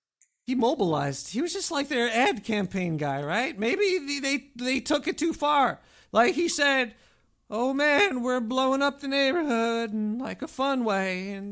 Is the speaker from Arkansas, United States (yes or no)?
no; Brooklyn, New York, United States; Well, I'm definitely not African. I'm definitely from Brooklyn. Actually, it doesn't sound like that either, but I am, everybody. I was born here.